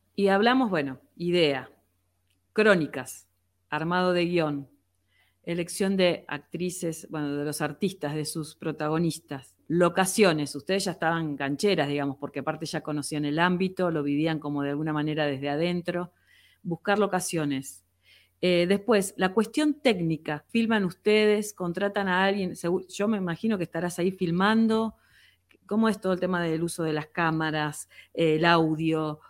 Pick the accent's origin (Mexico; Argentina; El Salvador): Argentina; Comodoro Rivadavia, Chubut; los comodorenses que estamos acostumbrados a, caminar contra el viento